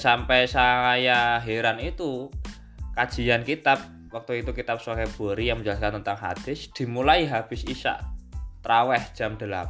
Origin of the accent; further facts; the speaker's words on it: Bandungan, Central Java, Indonesia; Saya asli saya dari Desa Cetak, ikut Kelurahan Duren Bandungan